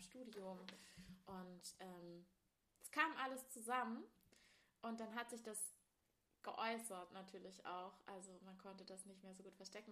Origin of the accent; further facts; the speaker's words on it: Ilmenau, Thuringia, Germany; in Ilmenau, das ist im Süden Thüringens, wo wir beide aufgewachsen sind